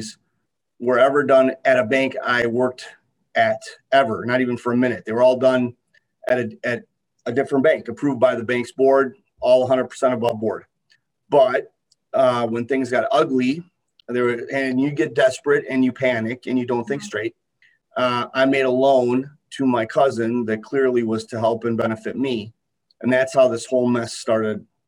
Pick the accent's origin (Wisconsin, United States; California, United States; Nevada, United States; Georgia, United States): Wisconsin, United States; Kenosha; also born or lived in Milwaukee, Wisconsin; I'm born and raised in Kenosha, Wisconsin